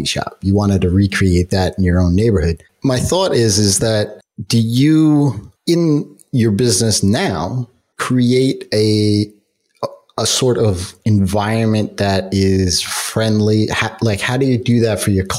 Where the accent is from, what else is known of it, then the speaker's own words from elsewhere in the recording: New York, United States; I'm a New Yorker